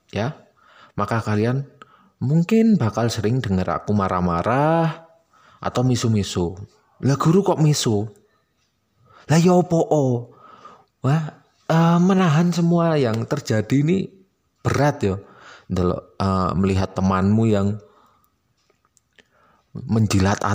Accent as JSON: {"language": "Indonesian", "town": "Malang", "region": "East Java", "country": "Indonesia", "accent": "Malang Javanese (medok)", "said": "dan karena aku orang Malang jadi aku bakal sering pakai istilah Jawa dan istilah Malangan karena aku ya nggak malu terdengar medok"}